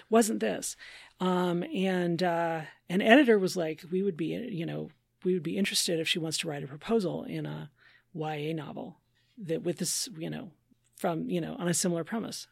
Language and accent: English; Minnesota, United States; as a Minnesotan